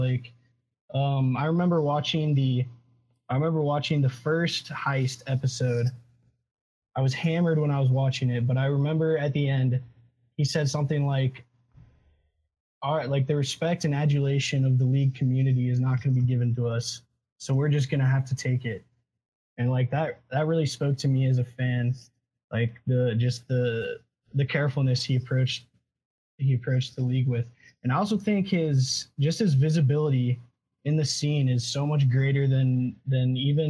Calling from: Auburn, Alabama, United States; I'm calling from Auburn, Alabama.

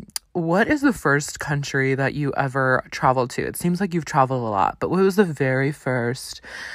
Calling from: Montana, United States; I'm calling from Montana.

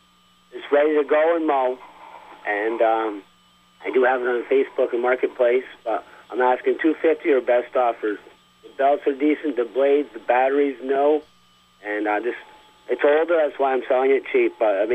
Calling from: Champlain, New York, United States

